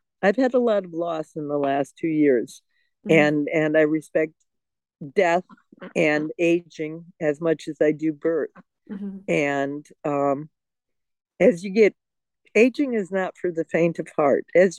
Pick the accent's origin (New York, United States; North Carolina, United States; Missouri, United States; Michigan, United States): Michigan, United States; outside of Detroit; also born or lived in Europe / Germany; now in New Mexico, United States; I grew up outside of Detroit, Motor City